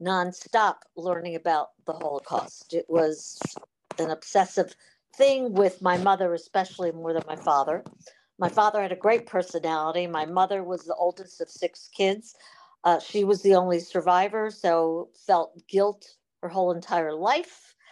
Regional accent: Baltimore, Maryland, United States; now in San Diego, United States; I'm originally from Baltimore

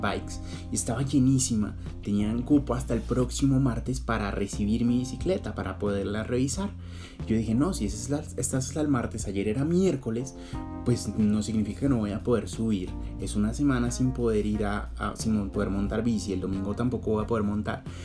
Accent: Colombia; now in Bogotá, Colombia; somos colombianos, pero somos colombianos de los buenos.

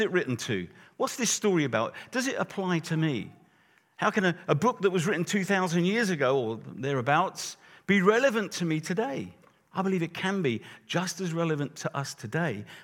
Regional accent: Luton, East of England, United Kingdom; I'm from Luton, so that's not far from London.

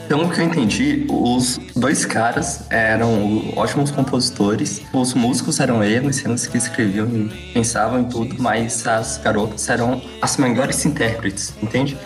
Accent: Brazil; como brasileiros que somos

